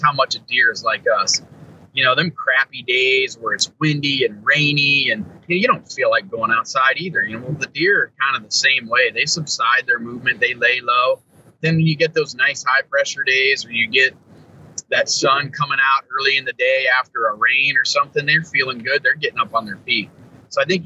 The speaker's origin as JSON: {"language": "English", "region": "Ohio", "country": "United States", "said": "Still chasing my home state deer, though, Ohio."}